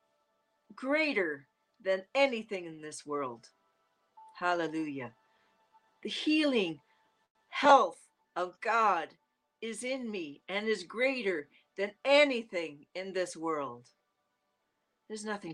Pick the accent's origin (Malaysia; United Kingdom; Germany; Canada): Canada; accent: Canadian; It's my Canadian accent